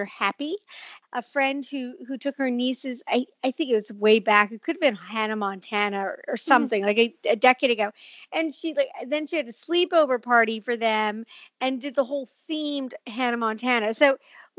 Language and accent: English; Montreal, Quebec, Canada; moved away as an adult; now in New York, United States; I'm from Montreal. I now live in New York, 25 years, American citizen, all that. But I grew up in Montreal